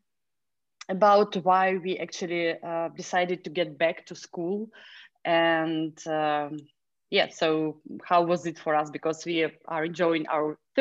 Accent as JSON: {"language": "English", "region": "Moscow", "country": "Russia", "also_born_or_lived": "Czech Republic", "moved": "as an adult", "lives_now": "Netherlands", "said": "I'm originally from Russia, from Moscow"}